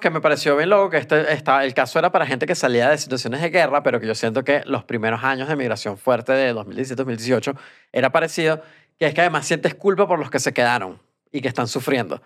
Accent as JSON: {"language": "Spanish", "country": "Venezuela", "moved": "yes"}